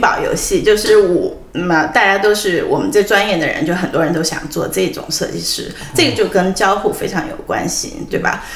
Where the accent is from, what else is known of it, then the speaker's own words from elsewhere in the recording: Ya'an, Sichuan, China; moved away; also born or lived in Hangzhou; 我在四川度过了我的童年，我在四川呢，我父母那时候在四川农业大学教书，搬到雅安的时候